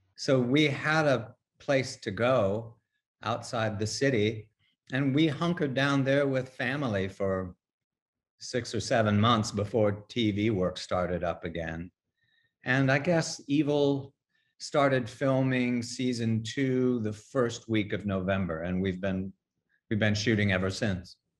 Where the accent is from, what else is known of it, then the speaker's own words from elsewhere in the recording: Midwest, United States; now in New York, United States; I'm a Midwesterner